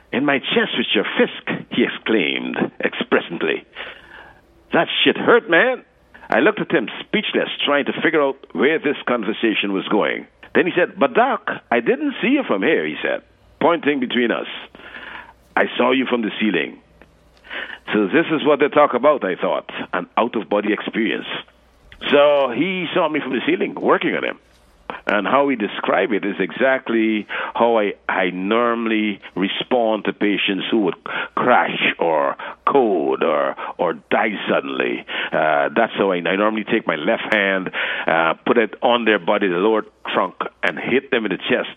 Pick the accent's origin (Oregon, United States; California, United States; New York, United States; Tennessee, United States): New York, United States; New York City; also born or lived in Guyana; growing up in New York, what it is about in Brooklyn, Flatbush Avenue